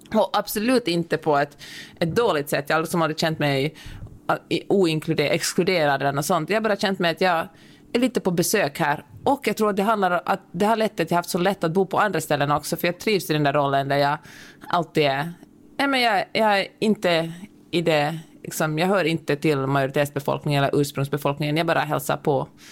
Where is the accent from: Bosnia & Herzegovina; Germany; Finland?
Finland; accent: Finland-Swedish; first language Swedish; Min finlandssvenska sitter så, så tungt nere i min själ